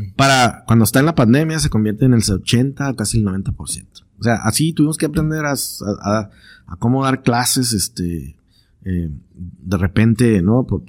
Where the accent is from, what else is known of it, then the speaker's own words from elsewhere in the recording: Tijuana, Baja California, Mexico; also born or lived in London / San Diego; soy de Tijuana y estoy viviendo en Tijuana